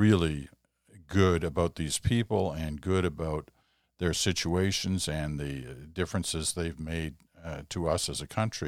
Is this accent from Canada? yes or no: yes; Canada